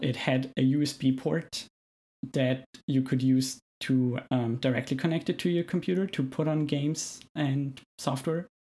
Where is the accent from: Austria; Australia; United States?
Austria; moved away as an adult; now in Canada; I'm originally from Austria, as you might be able to tell from my accent